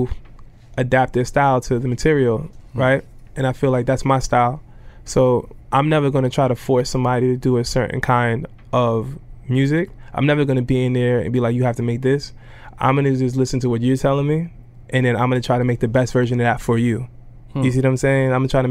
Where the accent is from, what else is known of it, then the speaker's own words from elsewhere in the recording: New York City, New York, United States; I grew up in Brooklyn